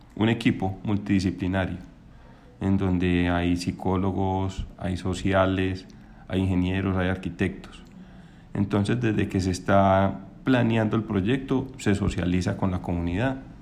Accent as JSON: {"language": "Spanish", "town": "Envigado", "region": "Antioquia", "country": "Colombia", "tie": "born or raised there", "said": "yo soy de Envigado, eh, trabajo en la Secretaría de Obras Públicas de Envigado, entonces es muy bacano crear ciudad para el municipio donde uno nació y donde creció"}